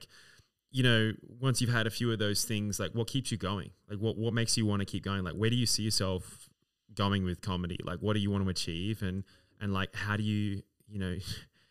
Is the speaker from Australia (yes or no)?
yes; Adelaide, South Australia, Australia; Adelaide's my hometown.